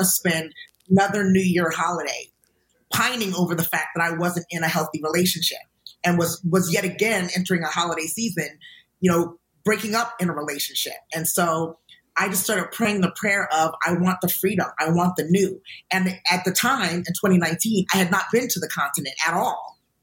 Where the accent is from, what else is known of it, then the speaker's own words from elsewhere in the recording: United States; from being an American